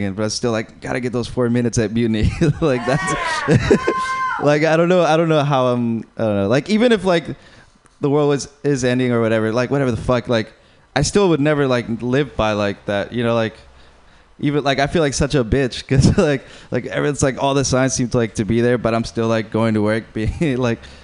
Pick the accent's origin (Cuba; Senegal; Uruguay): Uruguay; moved away; I'm from Uruguay